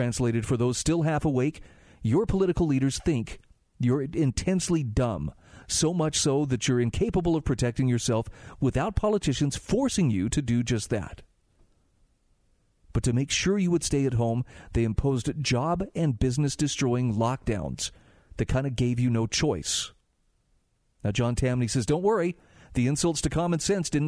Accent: Utah, United States; my home state of Utah

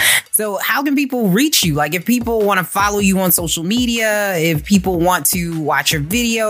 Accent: Baltimore, Maryland, United States; I understand your frustration. I'm from Baltimore. I get it.

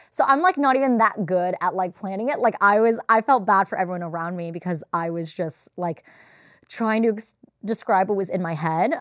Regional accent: Los Angeles, California, United States; I'm from The Valley.

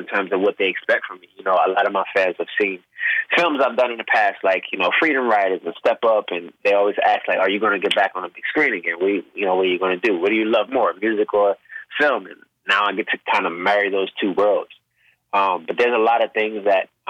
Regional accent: Baltimore, Maryland, United States; I'm this young kid from Baltimore, soulful voice. I play drums. I got an ear for music

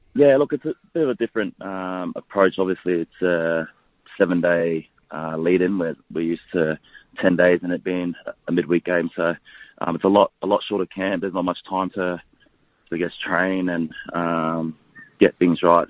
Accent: Bundaberg, Queensland, Australia; moved away as an adult; also born or lived in Townsville; now in Melbourne, Australia; I grew up in Bundaberg, did, did all my schooling years there

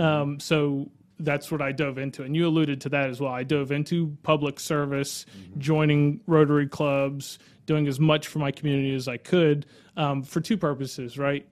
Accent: Live Oak, Florida, United States; I grew up in Live Oak

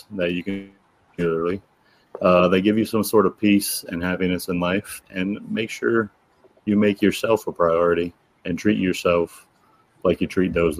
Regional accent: United States; my home state

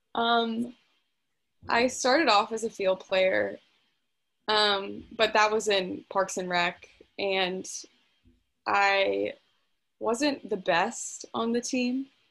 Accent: Fredericksburg, Virginia, United States; I'm from Fredericksburg, Virginia

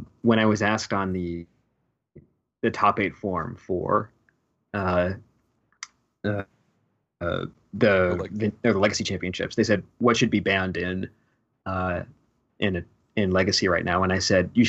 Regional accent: Westchester, New York, United States; also born or lived in Rochester, New York; I'm originally from Westchester, New York, which mm-hmm. is just north of New York City.

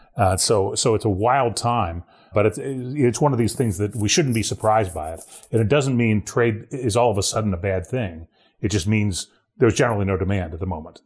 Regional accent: Ohio, United States; moved away; my home state of Ohio

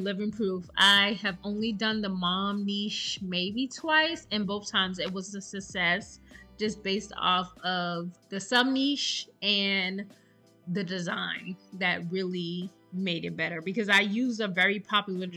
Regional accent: South Carolina, United States; now in Texas, United States; I'm from South Carolina

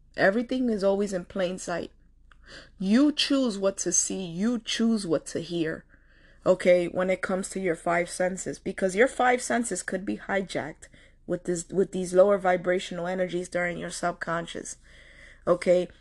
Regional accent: New York City, New York, United States; I come from Washington Heights

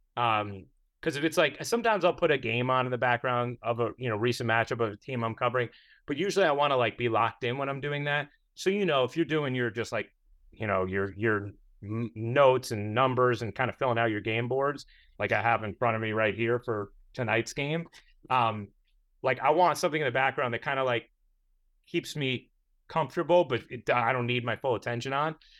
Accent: New York, United States; as a New Yorker

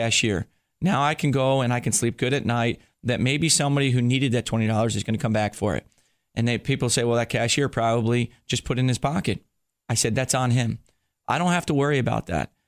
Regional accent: New Jersey, United States; I grew up in New Jersey

